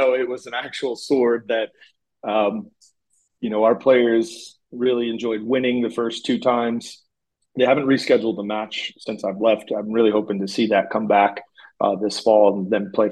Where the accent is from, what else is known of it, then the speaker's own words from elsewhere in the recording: Fontana, California, United States; moved away as an adult; also born or lived in Los Angeles, California / Minnesota; now in San Jose, United States; back to my home state of California